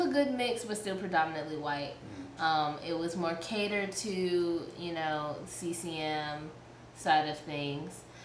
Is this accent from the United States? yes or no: yes; New York City, New York, United States; moved away; also born or lived in Columbus, Georgia; I was raised in Queens, New York